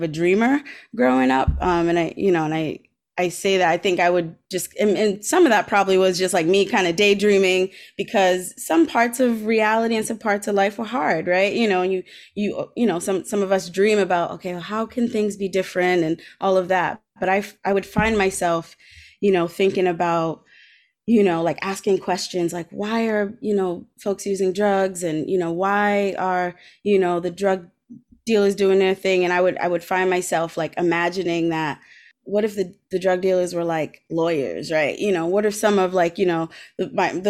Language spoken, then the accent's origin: English; Providence, Rhode Island, United States; I grew up in Providence, and I grew up through, you know, in low income neighborhoods.